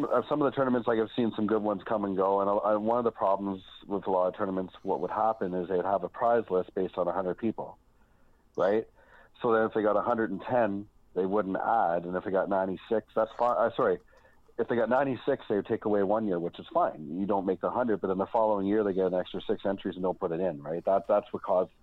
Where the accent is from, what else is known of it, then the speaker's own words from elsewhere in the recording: Ottawa, Ontario, Canada; moved away as an adult; now in Oshawa, Canada; I grew up in Ottawa, I live in Oshawa